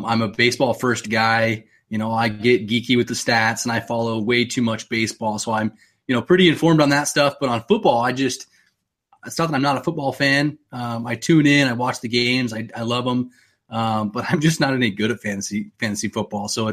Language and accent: English; Phoenix, Arizona, United States; I'm from Arizona. So growing up in Phoenix